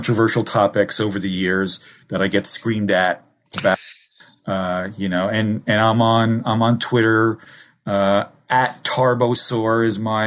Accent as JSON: {"language": "English", "town": "Newark", "region": "New Jersey", "country": "United States", "tie": "born or raised there", "also_born_or_lived": "Kearny, New Jersey / Germany", "said": "I grew up in the Ironbound section of Newark and then Kearny, New Jersey"}